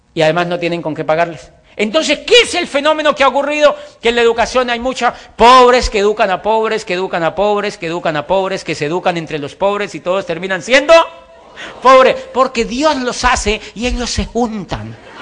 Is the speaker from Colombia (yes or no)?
yes; Colombia; also born or lived in Popayán, Colombia / Europe; hago parte del 4% de la población colombiana